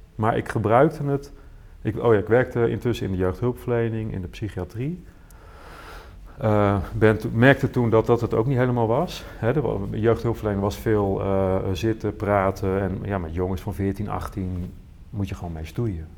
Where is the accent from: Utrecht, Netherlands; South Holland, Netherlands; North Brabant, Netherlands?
Utrecht, Netherlands; Veenendaal; ik groeide op in Veenendaal